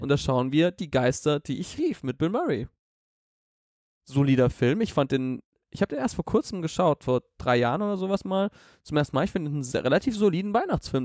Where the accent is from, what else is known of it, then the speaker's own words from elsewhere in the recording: Southern Germany, Germany; moved away; in Süddeutschland, wo ich herkomme.